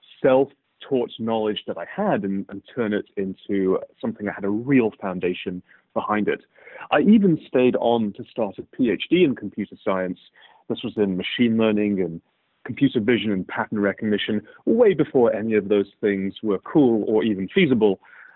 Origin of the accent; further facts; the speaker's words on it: United Kingdom; also born or lived in Cambridge / Birmingham / Manchester / Aberdeen; So I grew up, if you couldn't tell already from my accent, in the United Kingdom.